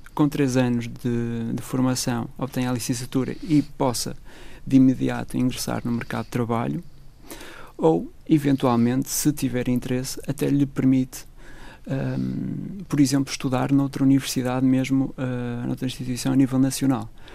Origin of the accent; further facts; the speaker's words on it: Braga, Norte, Portugal; moved away as an adult; now in Madeira, Portugal; sou natural de Braga